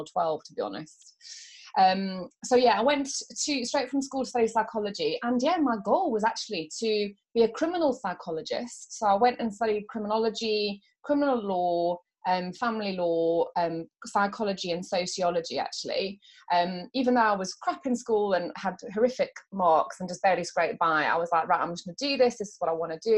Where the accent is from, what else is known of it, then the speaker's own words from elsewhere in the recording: South Africa; also born or lived in Yorkshire; I was born in Yorkshire, but I grew up in South Africa.